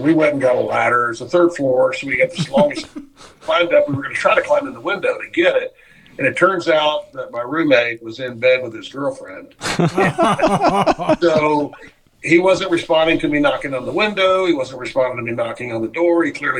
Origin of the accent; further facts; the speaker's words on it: rural Kentucky, United States; moved away; I grew up in Kentucky, in rural Kentucky